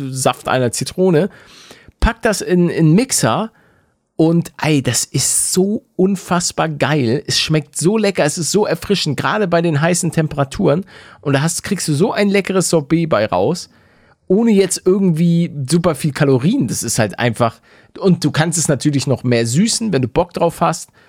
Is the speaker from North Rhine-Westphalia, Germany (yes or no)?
no; Hamburg, Germany; now in Bavaria, Germany; ich komme aus Hamburg.